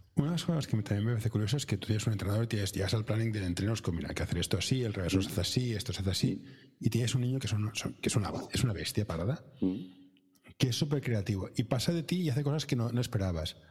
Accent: Barcelona, Catalonia, Spain; Yo soy de capital, yo soy de Barcelona, capital

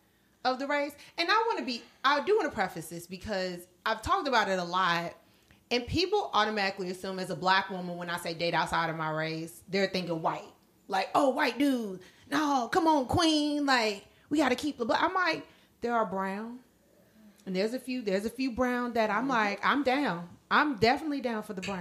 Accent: United States; me being American

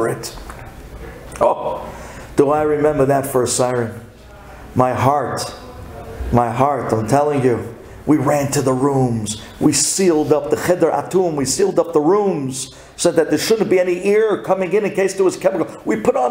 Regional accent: New York City, New York, United States; also born or lived in Jerusalem, Israel; you're coming from Brooklyn

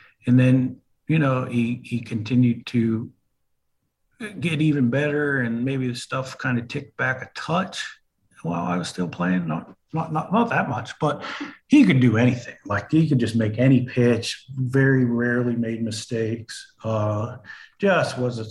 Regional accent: Pittsburgh, Pennsylvania, United States; PNC is, you know, my hometown stadium

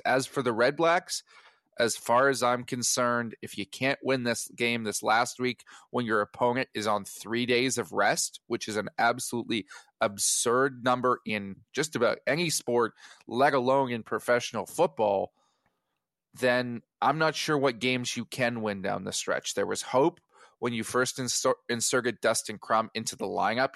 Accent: Edmonton, Alberta, Canada; moved away; I am originally from the Prairies

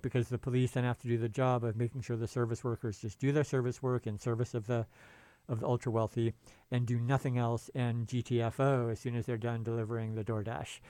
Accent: San Francisco, California, United States; I'm from the Bay Area and San Francisco.

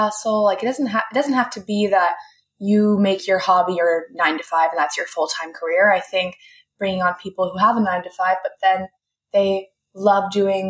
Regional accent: San Diego, California, United States; also born or lived in Temecula; Like I was kind of from San Diego, kind of from Temecula area. And then I lived in LA for college.

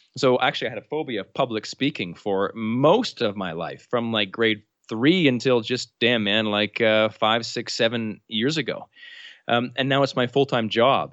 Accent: New Brunswick, Canada; I'm Canadian, uh, from the province of New Brunswick, which is right above Maine in, in Canada.

